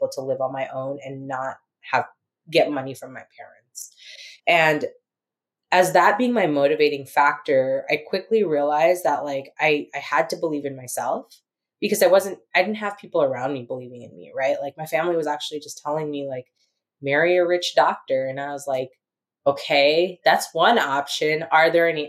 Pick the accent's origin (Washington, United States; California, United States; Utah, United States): California, United States; San Diego; also born or lived in San Francisco; I was born and raised in America